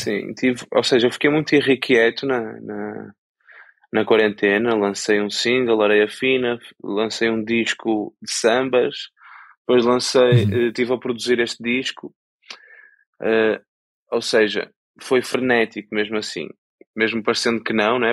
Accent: Porto, Norte, Portugal; accent: Porto accent; um destaque acentuado do Porto

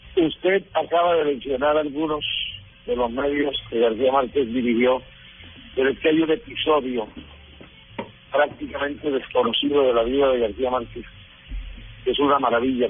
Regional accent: San Bernardo del Viento, Córdoba, Colombia; moved away as an adult; also born or lived in Bogotá; yo soy de San Bernardo del Viento

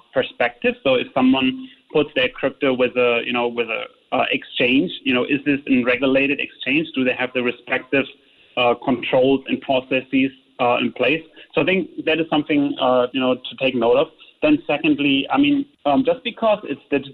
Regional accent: Germany; now in Singapore; I'm from Germany.

